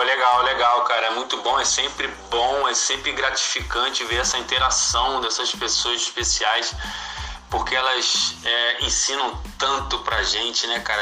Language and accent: Portuguese; Nova Iguaçu, Rio de Janeiro, Brazil; Nova Iguaçu, de onde eu sou